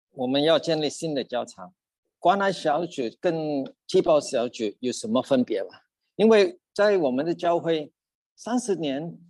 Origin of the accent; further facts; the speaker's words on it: Sabah, Malaysia; Chinese is a second language; now in Australia; 我是从Sabbath出生的，来到澳大利亚大概三十八年了